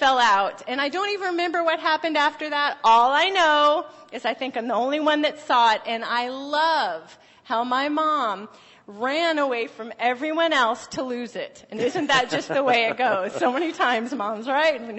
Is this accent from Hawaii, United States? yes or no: no; Phoenix, Arizona, United States; moved away; I'm from Arizona, from Phoenix